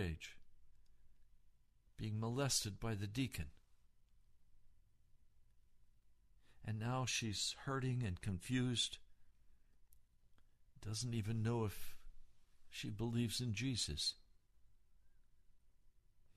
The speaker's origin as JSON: {"language": "English", "town": "Denver", "region": "Colorado", "country": "United States", "tie": "born or raised there", "said": "I was born in Denver. I'm from Colorado"}